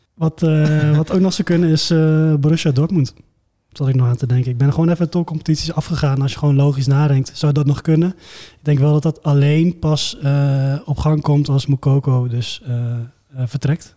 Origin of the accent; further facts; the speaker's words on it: eastern Netherlands, Netherlands; Ik kom ook uit het Oosten